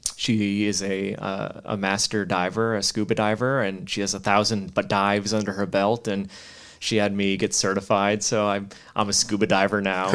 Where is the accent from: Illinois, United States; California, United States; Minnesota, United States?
Illinois, United States; Chicago; moved away as an adult; now in Monterey, United States; I brought her to Chicago just, you know, show the hometown